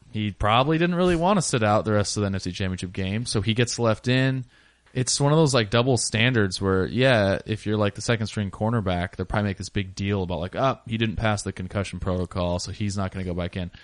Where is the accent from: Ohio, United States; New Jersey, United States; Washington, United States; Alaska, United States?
Washington, United States; now in Portland, United States; I'm a Seahawks fan, I'm from Washington